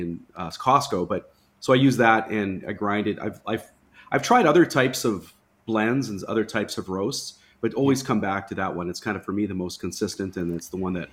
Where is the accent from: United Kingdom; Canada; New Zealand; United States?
Canada; I grew up in Canada, so I had a lot of clients there.